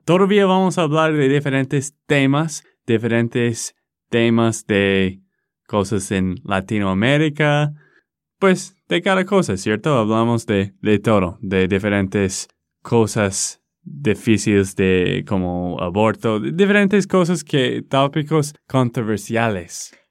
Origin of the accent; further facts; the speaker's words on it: Texas, United States; de Texas, Estados Unidos.